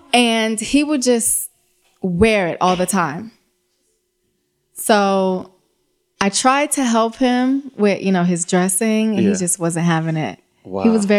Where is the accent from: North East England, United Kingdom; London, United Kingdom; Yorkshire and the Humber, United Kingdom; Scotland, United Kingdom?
London, United Kingdom; Yeah, I was born in London, yes.